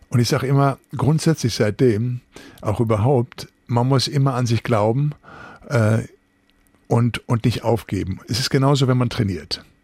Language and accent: German; Recklinghausen, North Rhine-Westphalia, Germany; ich bin im Arbeiterviertel Recklinghausen Süd groß geworden.